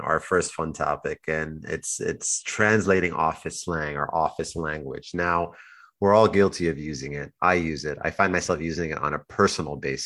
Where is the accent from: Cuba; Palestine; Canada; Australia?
Canada; Toronto, Ontario; Toronto is home to us all